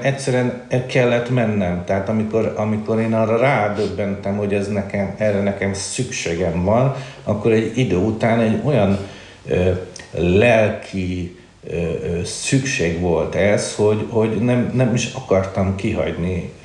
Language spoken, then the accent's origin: Hungarian; Budapest, Hungary; én egy, ö, ö, Csengó, ö, származású családban születtem, már Budapesten